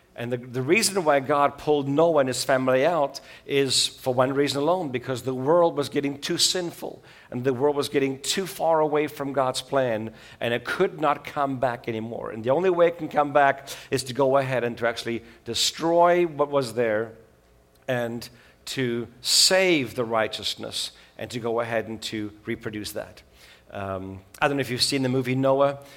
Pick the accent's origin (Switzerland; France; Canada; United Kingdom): Switzerland; moved away; also born or lived in South Africa; I grew up in Switzerland with a South African mom and a Swiss dad.